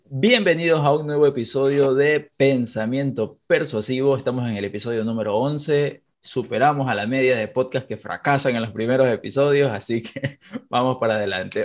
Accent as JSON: {"language": "Spanish", "country": "Ecuador", "said": "Aquí en Ecuador no ubico a nadie, que es de donde soy"}